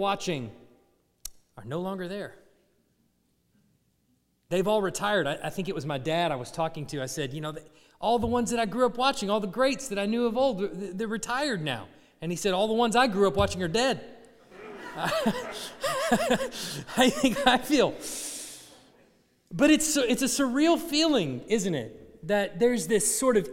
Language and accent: English; Dallas, Texas, United States; now in Tuscaloosa, United States; I grew up in the Dallas area